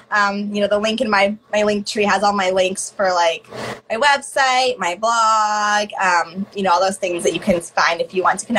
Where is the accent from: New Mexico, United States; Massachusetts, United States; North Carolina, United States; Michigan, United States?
Michigan, United States; also born or lived in Missouri / Indiana; now in Madison, United States; So yeah, I'm from the Midwest, but yeah, from Michigan, lived in Missouri for a long time, Indiana, okay. And I'm in Wisconsin.